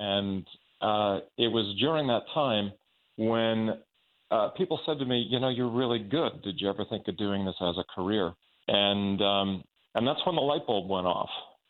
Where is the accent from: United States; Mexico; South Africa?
United States; Long Island, New York; I grew up on Long Island, New York, and I never had any aspirations of theater as a career.